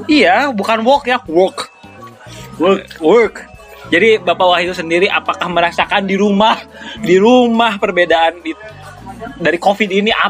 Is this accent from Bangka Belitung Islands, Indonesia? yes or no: no; Depok, West Java, Indonesia; sebagai orang Depok